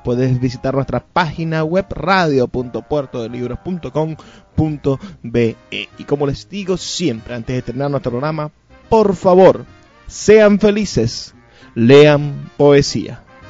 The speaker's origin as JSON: {"language": "Spanish", "region": "Zulia", "country": "Venezuela", "said": "nosotros podemos ser lo más zulianos"}